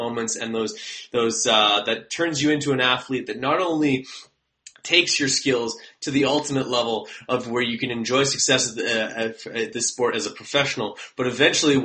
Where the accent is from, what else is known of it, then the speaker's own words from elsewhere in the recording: Canada; I am from Canada